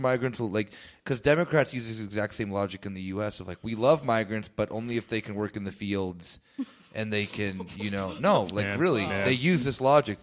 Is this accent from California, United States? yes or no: no; Arizona, United States; now in Berlin, Germany; my home state being shitty